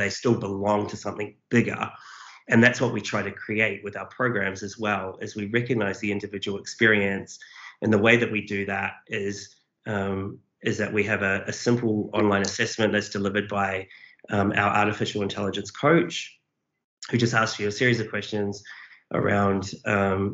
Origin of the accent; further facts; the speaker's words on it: New Zealand; now in Australia; I'm a Kiwi, but I've lived here a long time.